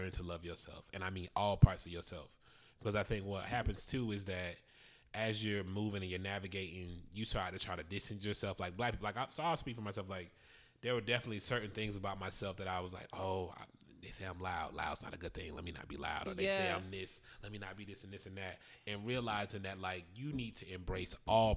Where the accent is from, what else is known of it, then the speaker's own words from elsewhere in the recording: Florida, United States; I'm from Florida